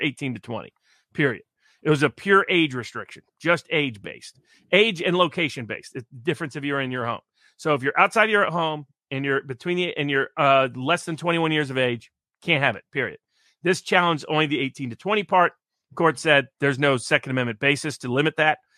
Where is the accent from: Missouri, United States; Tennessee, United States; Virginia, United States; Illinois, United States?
Tennessee, United States; I'm from Tennessee